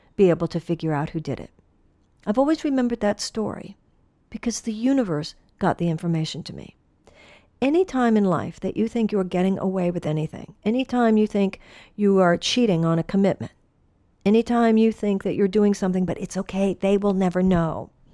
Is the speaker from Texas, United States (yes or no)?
yes; Texas, United States; moved away; I came from the Southwest. I came from Texas